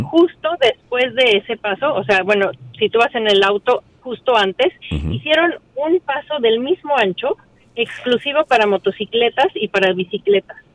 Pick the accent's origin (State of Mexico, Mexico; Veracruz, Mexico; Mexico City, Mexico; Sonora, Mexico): Mexico City, Mexico; moved away; yo soy mexicana, pero tengo muchos años ya viviendo aquí en el país. Okay. Y fíjate que ahora en las vacaciones fui a, México. Yo soy de la Ciudad de México.